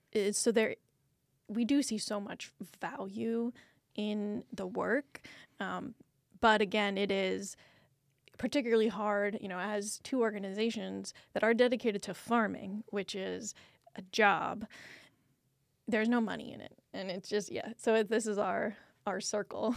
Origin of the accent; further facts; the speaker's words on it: Iowa, United States; now in Houston, United States; I grew up in Iowa